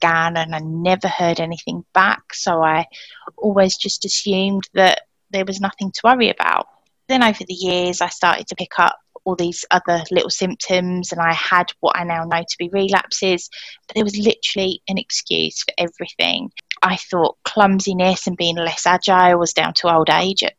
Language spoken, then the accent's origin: English; Essex, East of England, United Kingdom; accent: southern; moved away as an adult; now in Wigan, United Kingdom; my accent betrays me as a southerner